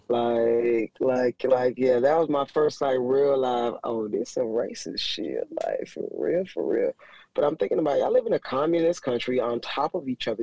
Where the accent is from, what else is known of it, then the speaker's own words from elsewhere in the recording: Miami, Florida, United States; I'm from Miami